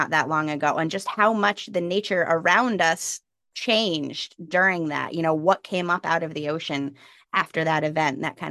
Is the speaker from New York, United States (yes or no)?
yes; New York, United States; now in Charleston, United States; I grew up in New York. You know, I had four seasons, not the city